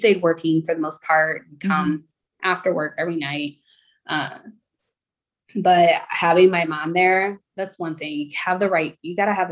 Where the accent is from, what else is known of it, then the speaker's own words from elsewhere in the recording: Southern Illinois, United States; I actually grew up in Southern Illinois